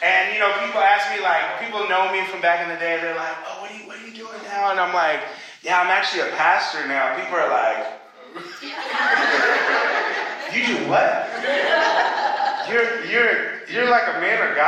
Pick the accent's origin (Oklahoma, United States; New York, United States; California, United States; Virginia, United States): Oklahoma, United States; moved away as an adult; now in Chicago, United States; when I was in high school and in my hometown in Oklahoma